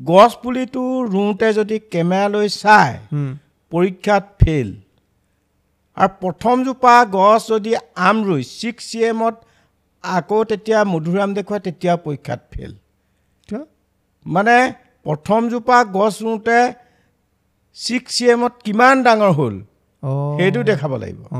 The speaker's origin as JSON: {"language": "Assamese", "region": "Assam", "country": "India", "tie": "born or raised there", "said": "মই অসমত জন্মলৈকে"}